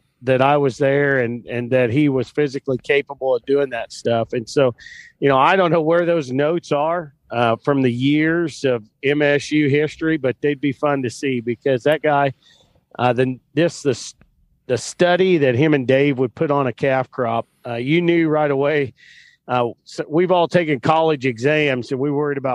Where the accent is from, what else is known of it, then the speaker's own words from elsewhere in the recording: Flint Hills of Kansas, United States; moved away as an adult; also born or lived in Oklahoma / Michigan; I grew up in the Flint Hills of Kansas on a family ranching operation there